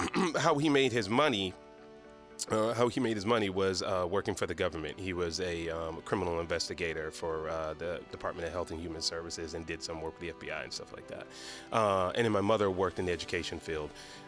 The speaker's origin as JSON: {"language": "English", "town": "Decatur", "region": "Georgia", "country": "United States", "tie": "born or raised there", "said": "Well, I grew up in Decatur, Georgia, which for those who don't know, Decatur is like in Atlanta."}